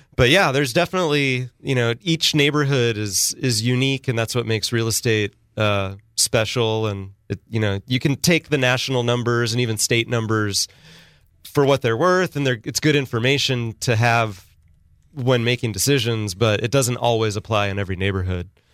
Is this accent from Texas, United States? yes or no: no; Sacramento, California, United States; now in San Luis Obispo, United States; my hometown of Sacramento and even here in San Luis Obispo City